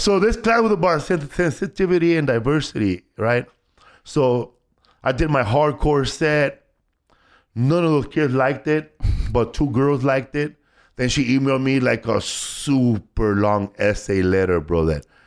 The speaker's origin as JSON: {"language": "English", "town": "Los Angeles", "region": "California", "country": "United States", "tie": "born or raised there", "said": "I grew up in Boyle Heights"}